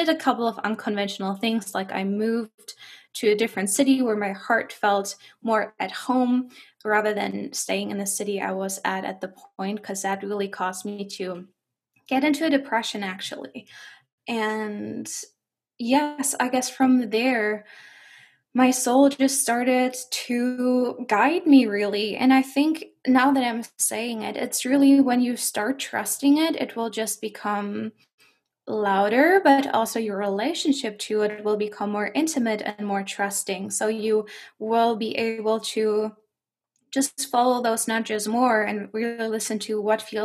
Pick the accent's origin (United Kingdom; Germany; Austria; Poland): Germany; English is a second language; moved away as an adult; now in Canada; I do have a slight accent because I am from Germany and not from Canada.